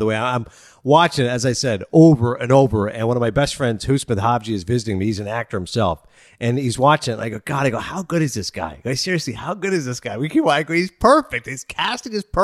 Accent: Toronto, Ontario, Canada; Since I'm from Toronto

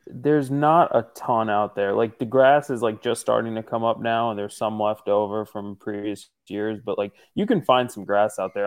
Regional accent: northeastern Pennsylvania, United States; I'm from Pennsylvania, northeastern Pennsylvania specifically

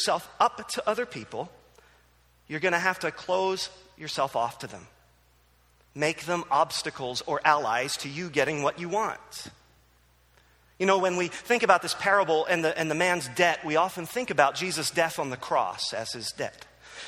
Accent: New Jersey, United States; moved away; also born or lived in Philadelphia; I grew up in New Jersey

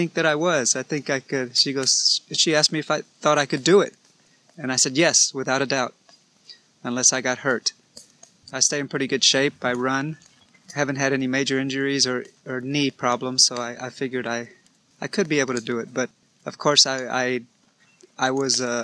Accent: Baytown, Texas, United States; I am from Baytown, Texas, which is just 30 minutes east of the big city of Houston.

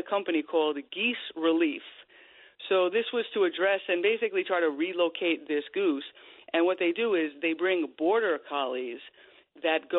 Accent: Long Island, New York, United States; I grew up in Long Island

